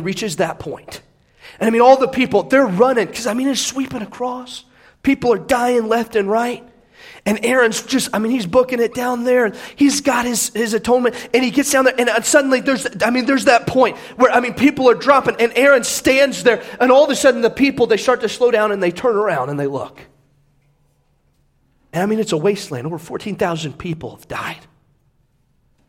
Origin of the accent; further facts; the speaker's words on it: United States; I am proud to be an American